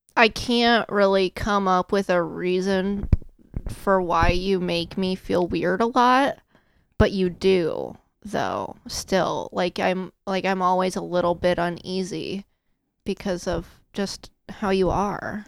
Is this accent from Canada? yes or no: no; Storm Lake, Iowa, United States; now in Indiana, United States; I'm from Storm Lake, Iowa